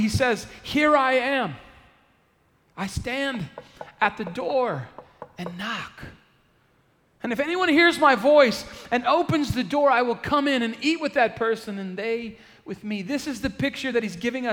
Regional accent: San Antonio, Texas, United States; I'm from San Antonio. I was born at the Methodist Hospital here

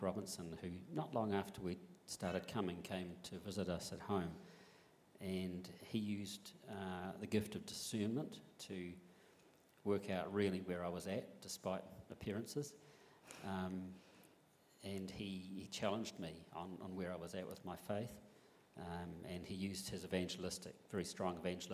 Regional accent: Picton, Marlborough, New Zealand; moved away as an adult; now in Christchurch, New Zealand; I grew up in Picton, alongside your mum

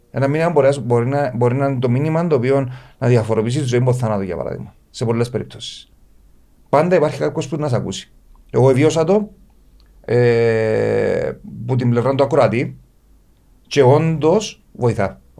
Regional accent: Paphos, Paphos District, Cyprus; την πόλη μου την πάφο

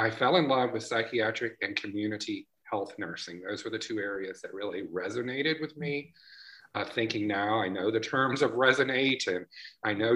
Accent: Tupelo, Mississippi, United States; also born or lived in Louisiana / Jackson, Mississippi; I grew up in Tupelo, Mississippi

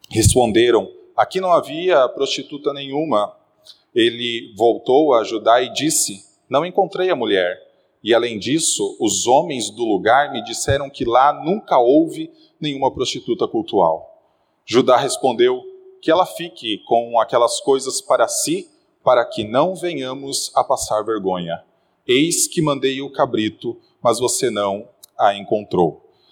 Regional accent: Guarapuava, Paraná, Brazil; now in São Paulo, Brazil; Meus irmãos, há 10 anos atrás, eu vim do interior do Paraná, de uma cidade chamada Guarapuava. E logo que eu cheguei aqui, eu percebi que as pessoas sabiam que eu não era daqui.

